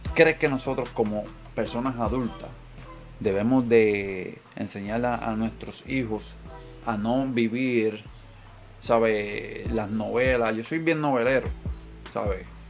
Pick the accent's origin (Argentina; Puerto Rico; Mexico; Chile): Puerto Rico; somos boricuas